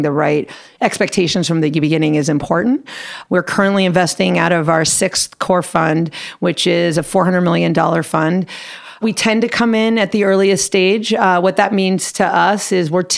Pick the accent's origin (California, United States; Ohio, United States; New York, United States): California, United States; Los Angeles; I am a rare LA native and a proud LA native. So I grew up in the San Fernando Valley